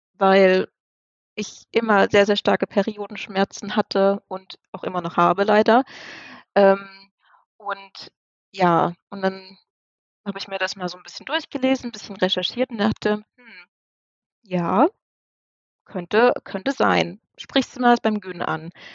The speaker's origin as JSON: {"language": "German", "area": "near Dresden", "region": "Saxony", "country": "Germany", "moved": "yes", "lives_now": "near Osnabrück, Germany", "said": "wir kommen ursprünglich ähm, aus Dresden, beziehungsweise aus der Nähe von Dresden und wohnen jetzt ähm, in der Nähe von Osnabrück"}